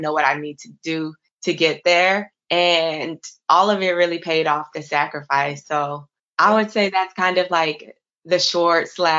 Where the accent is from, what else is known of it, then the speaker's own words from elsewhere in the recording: Florida, United States; now in New York City, United States; I'm originally from Florida.